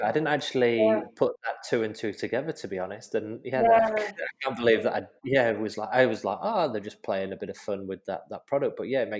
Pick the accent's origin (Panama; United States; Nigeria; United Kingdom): United Kingdom; Manchester, North West England; moved away as an adult; now in Australia; I'm in my seventh year of Australia. And it has opened my eyes, because living in the UK, you've got a whole different kind of demographic, and especially in Manchester.